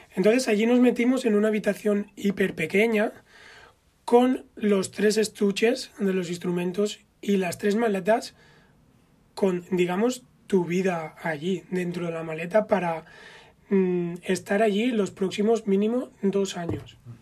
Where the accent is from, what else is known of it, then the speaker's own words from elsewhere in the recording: Spain; moved away as an adult; also born or lived in Amsterdam, Netherlands; cómo somos los españoles